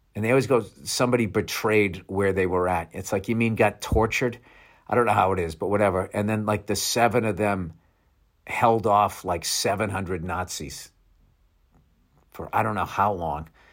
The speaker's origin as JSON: {"language": "English", "country": "United States", "said": "I'm fucking American."}